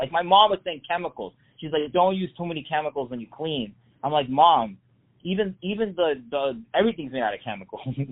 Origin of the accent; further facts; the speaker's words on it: Texas, United States; We're from Texas